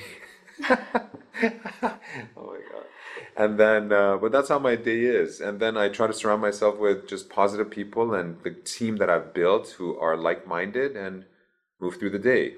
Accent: Iran; moved away; also born or lived in Baton Rouge, Louisiana, United States; So I was born in Baton Rouge, in Louisiana. And then at the age of three and a half, we moved to Iran

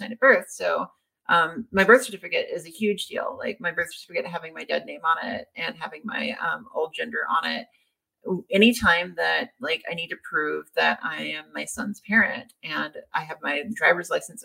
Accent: Louisiana, United States; moved away; I'm from Louisiana

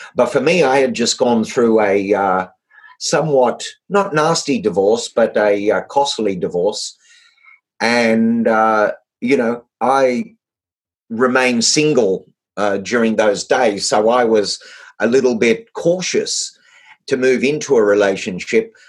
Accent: Australia; being an Australian

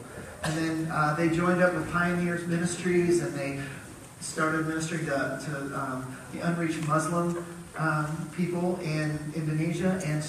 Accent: Wisconsin, United States; moved away; I'm from Wisconsin

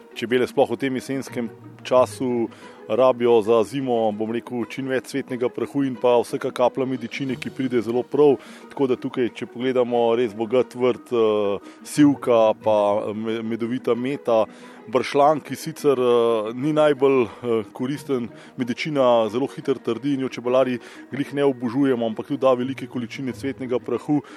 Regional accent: Slovenia; taka kot smo Slovenci

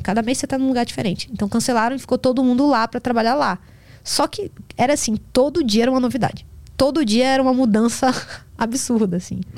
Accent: Salvador, Bahia, Brazil; eu tô acostumada por Salvador, que eu sou de Salvador

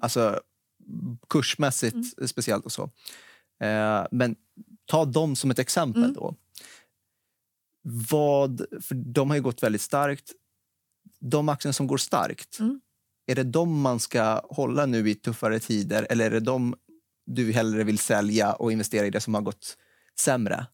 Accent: Stockholm, Stockholm County, Sweden; jag är en stockholmare, född och uppväxt här

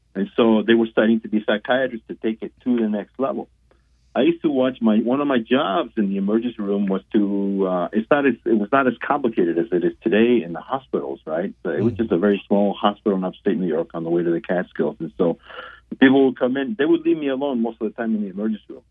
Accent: Guatemala; moved away; I was born and raised in Guatemala

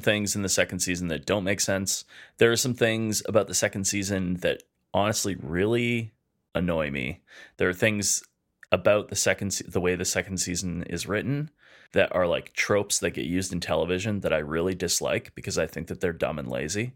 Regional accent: Edmonton, Alberta, Canada; We're two chefs from Edmonton, Alberta, Canada

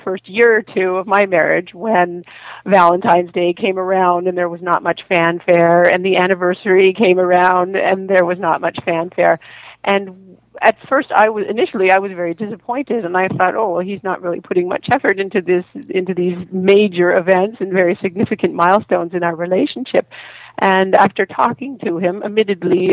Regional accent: Canada; I'm Canadian and my husband is Austrian.

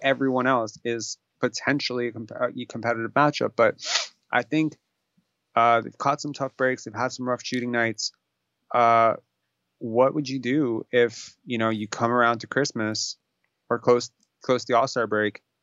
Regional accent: New York, United States; I grew up in New York

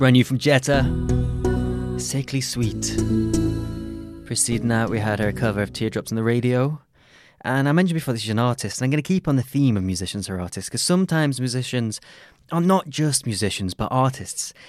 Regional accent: Crosby, North West England, United Kingdom; I'm from Crosby

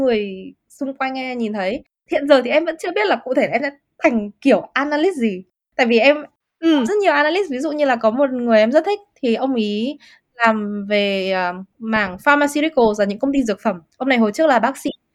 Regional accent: Vietnam; moved away; mình là người da màu hay là mình là người Việt Nam người châu Á

